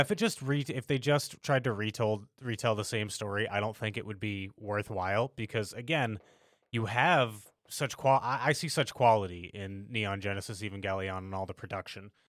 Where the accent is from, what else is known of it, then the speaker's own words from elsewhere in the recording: United States; we as Americans